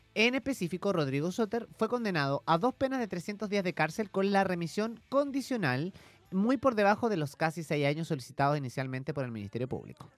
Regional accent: Chile; como chilenos

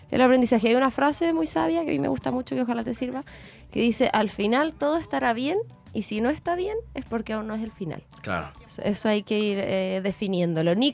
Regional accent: Concepción, Biobío, Chile

